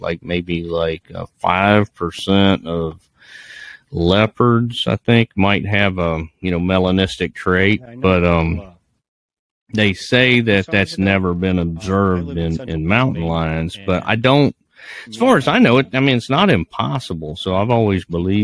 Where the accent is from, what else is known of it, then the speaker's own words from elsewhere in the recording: Virginia, United States; my home state down in Virginia